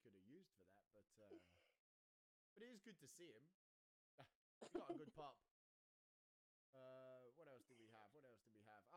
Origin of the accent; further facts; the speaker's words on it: United Kingdom; as a Brit